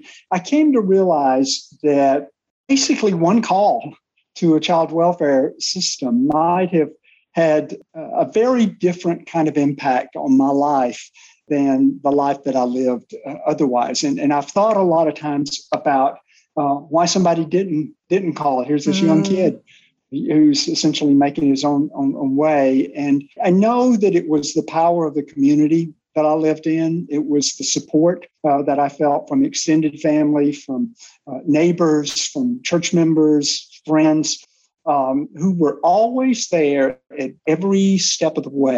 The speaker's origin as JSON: {"language": "English", "region": "Alabama", "country": "United States", "tie": "born or raised there", "moved": "as an adult", "said": "my home state of Alabama"}